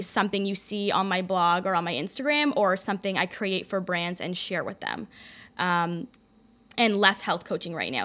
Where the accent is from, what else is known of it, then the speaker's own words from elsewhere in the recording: Toronto, Ontario, Canada; moved away; also born or lived in London, Ontario; I was born in Toronto, went to college in London, Ontario